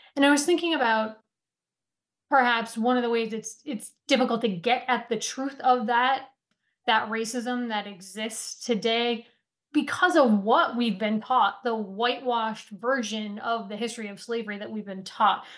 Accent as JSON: {"language": "English", "town": "Stamford", "region": "Vermont", "country": "United States", "tie": "born or raised there", "said": "my hometown of Stamford, Vermont"}